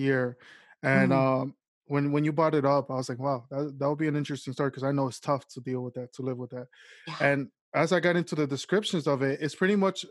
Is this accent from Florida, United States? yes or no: yes; Miami, Florida, United States; now in New York, United States; originally I was raised in Miami